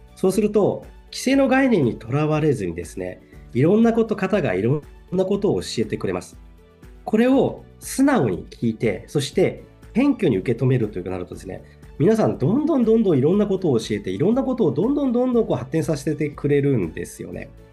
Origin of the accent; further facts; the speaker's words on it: Tokyo, Japan; moved away as an adult; now in Ebetsu, Japan; 1972年に東京で生まれまして、東京で育ちました。